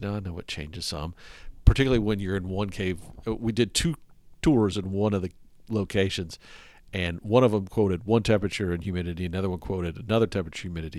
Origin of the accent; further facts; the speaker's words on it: the South, United States; moved away; I grew up in the South, and I'm used to it